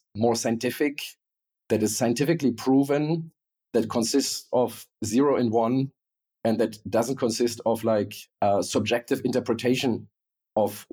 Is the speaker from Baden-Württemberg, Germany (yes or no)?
no; Berlin, Germany; I was born in East Berlin, literally grew up behind the Berlin Wall